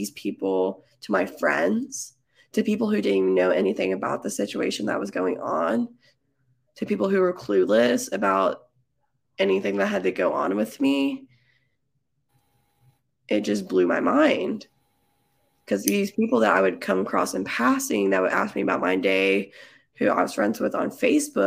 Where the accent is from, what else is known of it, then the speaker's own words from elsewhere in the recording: Texas, United States; I'm from Texas